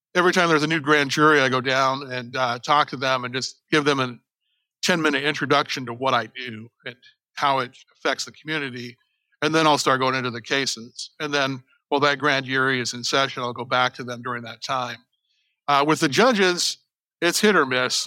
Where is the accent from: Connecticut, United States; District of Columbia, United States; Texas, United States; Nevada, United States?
Nevada, United States; Las Vegas; now in Houston, United States; I grew up in Las Vegas